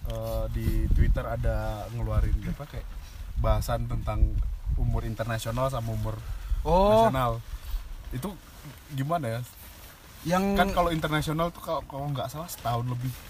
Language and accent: Indonesian; Java, Indonesia; Makanya ngerasa tua di situ gitu. Karena kita Jawa yang